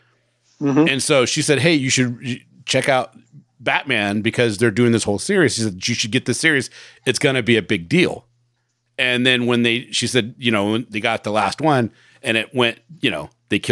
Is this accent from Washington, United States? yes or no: yes; Bremerton, Washington, United States; I grew up in Bremerton in Washington, so did Johnny.